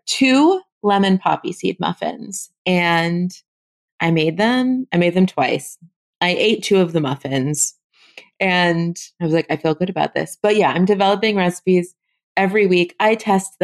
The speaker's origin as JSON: {"language": "English", "town": "Los Angeles", "region": "California", "country": "United States", "tie": "born or raised there", "moved": "as an adult", "lives_now": "New Orleans, United States", "said": "I moved from Los Angeles to New Orleans in 2014. And my family lives in Los Angeles. It's where I grew up"}